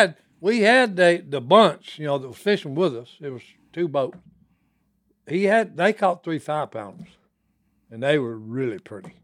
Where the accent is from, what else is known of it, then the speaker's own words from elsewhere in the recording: Dixie, Louisiana, United States; we had a pond where we grew up in Dixie, Louisiana.